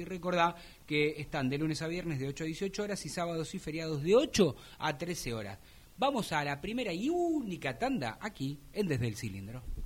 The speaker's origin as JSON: {"language": "Spanish", "region": "Buenos Aires", "country": "Argentina", "tie": "born or raised there", "said": "me crié en un barrio quemero"}